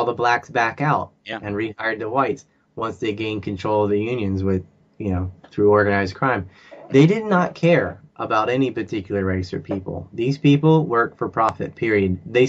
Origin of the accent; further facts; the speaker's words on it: the South, United States; also born or lived in Virginia; I grew up in the South and I saw the Confederate flag my whole life.